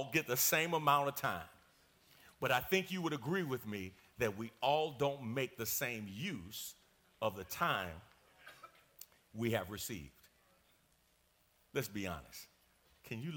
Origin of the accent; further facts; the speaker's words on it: New York, United States; I'm from New York